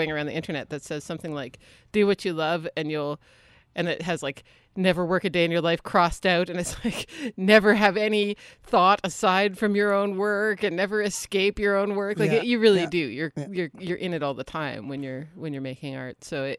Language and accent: English; Halifax, Nova Scotia, Canada; now in Prince George, Canada; No, I'm from Halifax.